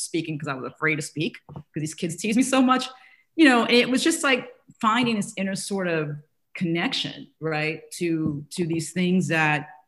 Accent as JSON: {"language": "English", "town": "New Orleans", "region": "Louisiana", "country": "United States", "tie": "born or raised there", "said": "growing up in New Orleans."}